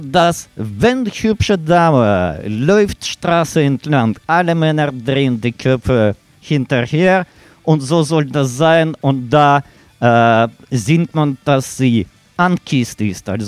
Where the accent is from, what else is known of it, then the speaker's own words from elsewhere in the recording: Siberia, Russia; German is a second language; Mike kommt aus Kasachstan. Ja. Sergei mit Waldemar kommen aus Ukraine und ich komme aus Sibirien.